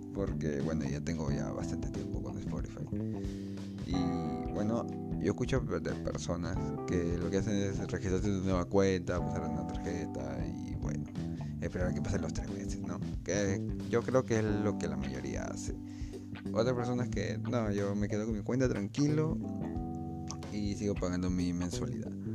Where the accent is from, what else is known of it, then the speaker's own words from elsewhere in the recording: Peru; yo soy de Perú